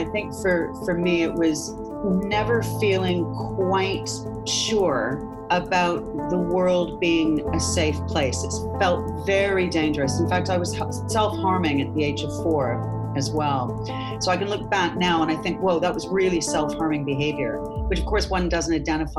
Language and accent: English; Canada; moved away; I came over from Canada about 26 years ago now.